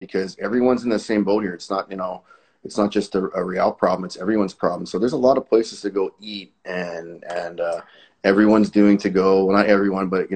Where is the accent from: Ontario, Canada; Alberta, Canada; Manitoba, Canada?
Manitoba, Canada; Winnipeg; moved away as an adult; now in Houston, United States; Born in Winnipeg. Yeah. So and I lived in Winnipeg till I moved down.